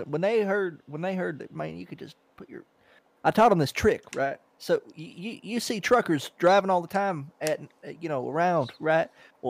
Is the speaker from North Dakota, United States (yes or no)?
yes; North Dakota, United States; No, I'm from North Dakota, but I'm up in Canada right now.